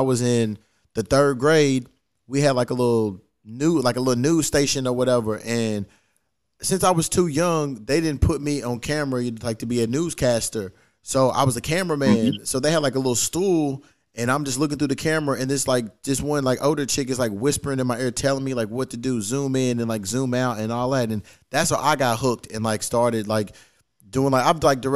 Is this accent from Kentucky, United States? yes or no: yes; Louisville, Kentucky, United States; now in Los Angeles, United States; I'm from Louisville, Kentucky, but I live in LA.